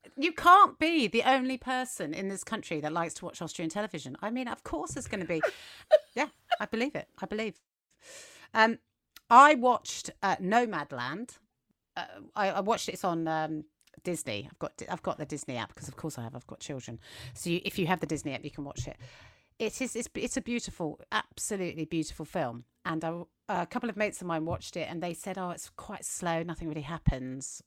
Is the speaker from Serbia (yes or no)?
no; England, United Kingdom; accent: English; we're English and that's what our accent does